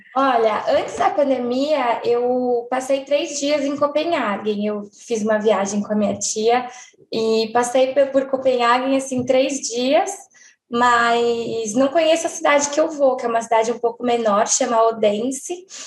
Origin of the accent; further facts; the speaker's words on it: São Paulo, Brazil; eu tenho 29 anos, e eu sou de São Paulo.